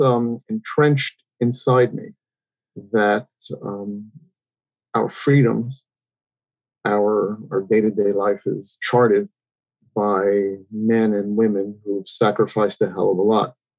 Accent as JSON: {"language": "English", "town": "New York City", "region": "New York", "country": "United States", "tie": "born or raised there", "said": "I grew up in um, Queens, New York. Um, I grew up in New York City"}